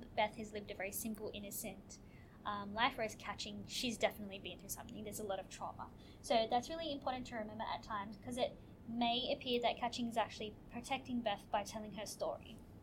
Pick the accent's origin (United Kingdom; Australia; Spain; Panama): Australia; as a young person growing up in Australia